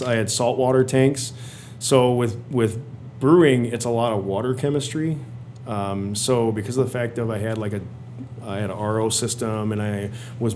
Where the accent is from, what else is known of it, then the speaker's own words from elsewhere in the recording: Illinois, United States; I grew up in Illinois, so I was out of Illinois